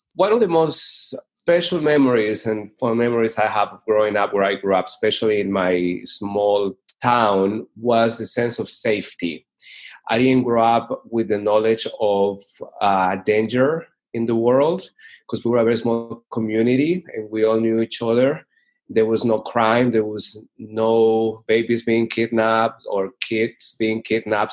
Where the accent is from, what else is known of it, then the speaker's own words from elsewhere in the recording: Chone, Manabí, Ecuador; moved away as an adult; also born or lived in Georgia, United States / Pompano Beach, Florida; I am originally from Ecuador. I was born and raised in a small coastal city called Chone